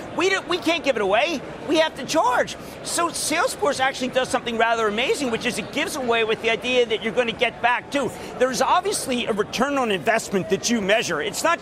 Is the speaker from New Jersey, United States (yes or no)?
yes; New Jersey, United States; my home state of New Jersey.